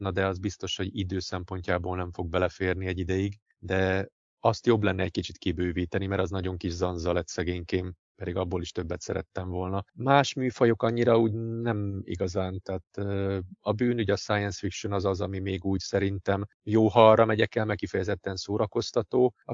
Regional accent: Budapest, Hungary; born there; also born or lived in Szilvásvárad; voltam Budapesten, születtem, ugye nagyon sokat voltam Budapesten, Szilvásvárada is költöztem, egy időig ott éltem, aztán újra Budapeste

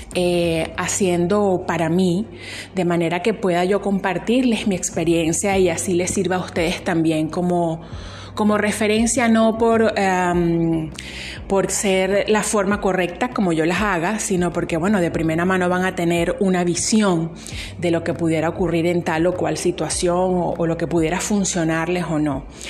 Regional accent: Venezuela; Soy venezolana y sí, estoy en Venezuela

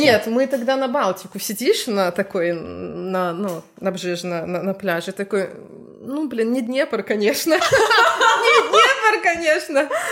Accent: Gomel, Gomel Region, Belarus; moved away as an adult; now in Gdańsk, Poland; Мы из Гомеля, ну, Беларусь. А, в Гданьск переехали 1 марта 22 года

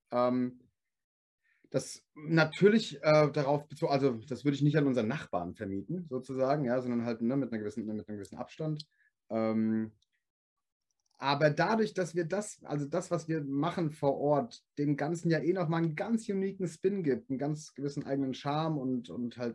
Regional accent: Gelnhausen, Hesse, Germany; aber ich komme aus Gelnhausen. Jeder sagt immer Gelnhausen, das ist Gelnhausen. Gelnhausen.

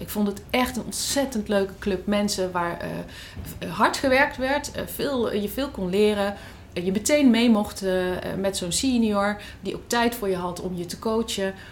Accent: Netherlands; als Nederlander, notabene hartstikke jong en, en openstaand voor alles, een half jaar in Spanje zit

